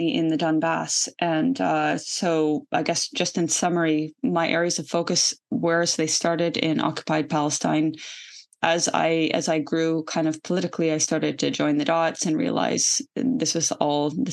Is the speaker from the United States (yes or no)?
no; Canada; I'm an American-Canadian citizen. I grew up in Canada